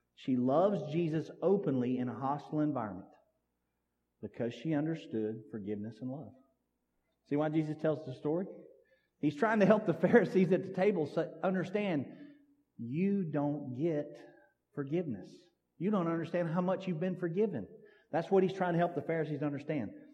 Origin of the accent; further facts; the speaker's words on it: Sims, United States; I grew up out here in Sims